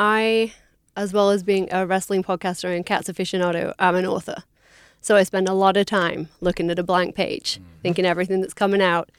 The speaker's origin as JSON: {"language": "English", "region": "England", "country": "United Kingdom", "said": "as an English person"}